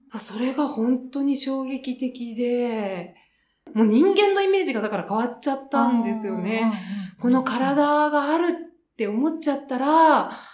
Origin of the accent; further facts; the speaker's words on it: Japan; 私が日本に生まれて